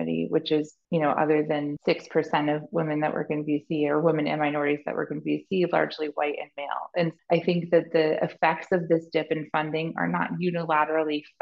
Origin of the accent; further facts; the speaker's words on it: New England, United States; We're from New England